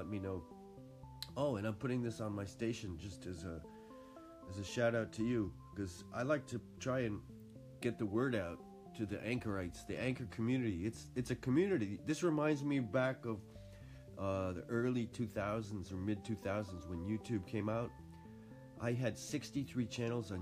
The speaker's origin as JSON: {"language": "English", "region": "New England", "country": "United States", "also_born_or_lived": "Boston", "moved": "yes", "lives_now": "Japan", "said": "I'm from New England, too, originally, and I lived in Boston"}